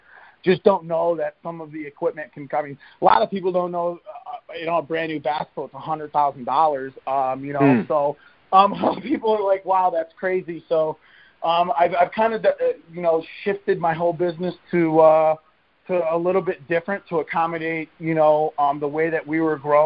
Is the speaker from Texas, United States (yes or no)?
no; Lake St. Clair, Michigan, United States; moved away as an adult; now in Michigan, United States; I grew up right on Lake St. Clair and 3 minutes up the road from Lakeshore High School